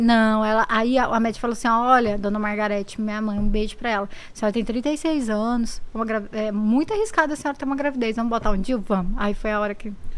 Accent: Inhumas, Goiás, Brazil; accent: Goiás; moved away as an adult; also born or lived in Brasília; eu sou de lá, de Goiás, do, do Goiás.

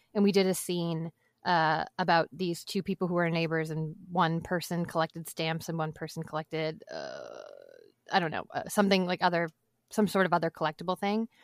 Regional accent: Boston, Massachusetts, United States; I'm from Boston, so I grew up eating a lot of seafood

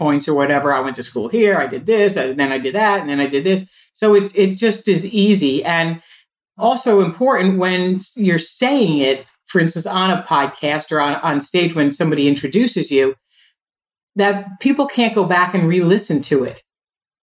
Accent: New Jersey, United States; also born or lived in Brooklyn, New York; I was born in Brooklyn in 1962 and I would move to New Jersey when I was four and I went to this school.

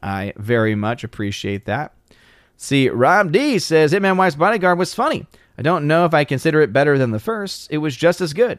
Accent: New Orleans, Louisiana, United States; moved away; I'm originally from New Orleans, Louisiana

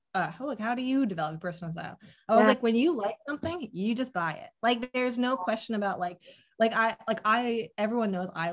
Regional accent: Connecticut, United States; I grew up in Connecticut

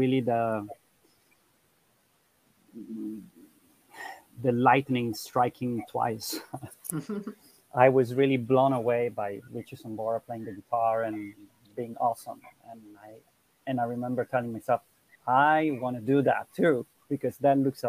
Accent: Milan, Lombardy, Italy; I'm from Italy. I was born in Milan and from an Italian father and a Costa Rican mother.

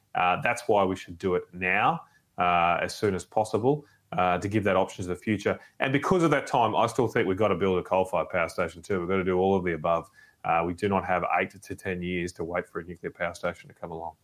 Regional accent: Brisbane, Queensland, Australia; I grew up in Brisbane of the 1980s

